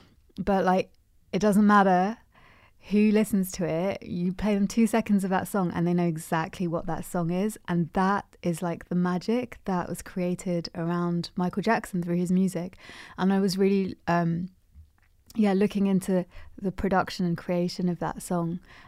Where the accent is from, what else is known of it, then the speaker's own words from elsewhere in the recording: England, United Kingdom; born there; especially being of Pakistani heritage as well, and like the fact that I'm born in England is a direct consequence of the British Empire.